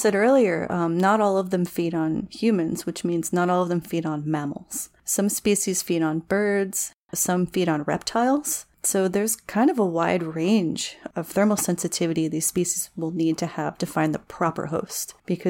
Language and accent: English; New Jersey, United States; I grew up in the Pine Barrens of New Jersey, which is this gorgeous pine forest, kind of wetlandy.